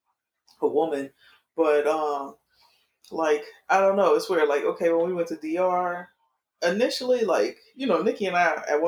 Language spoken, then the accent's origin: English; Miami, Florida, United States; I'm from Miami